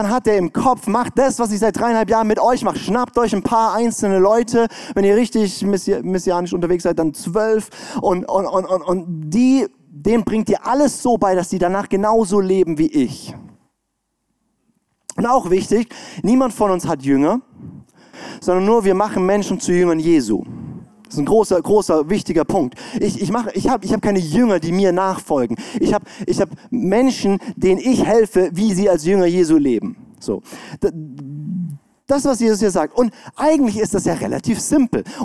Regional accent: Baden-Württemberg, Germany; ich komme aus dem Schwarzwald, da ist gute Luft.

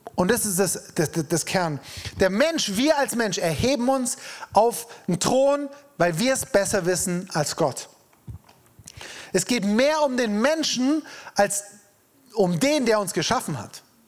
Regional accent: Freiburg, Baden-Württemberg, Germany; wir Freiburger

